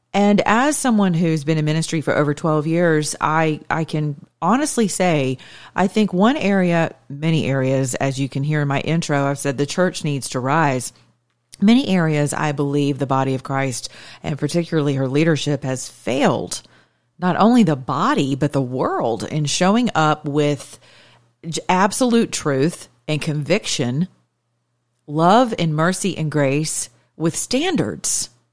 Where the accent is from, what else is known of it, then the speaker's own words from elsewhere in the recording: the South, United States; now in Atlanta, United States; I'm from the South